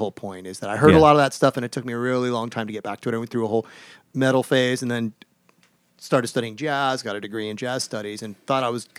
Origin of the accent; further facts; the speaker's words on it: Santa Barbara, California, United States; also born or lived in Ventura County; I'm originally from Santa Barbara, and I lived for a while in Ventura County as a kid.